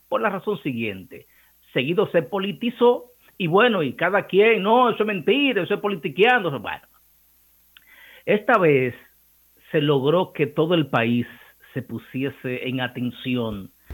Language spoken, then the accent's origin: Spanish; Cibao, Dominican Republic; accent: Cibaeño; en ese acento encantador de nosotros los ibaeños